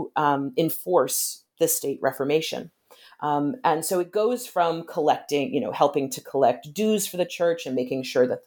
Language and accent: English; United States; moved away; also born or lived in Britain; I'm an American, but I've lived a lot of time in Britain